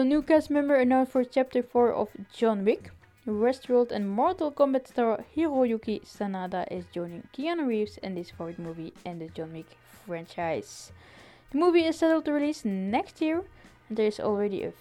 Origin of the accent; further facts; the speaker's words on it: Belgium; I'm from Belgium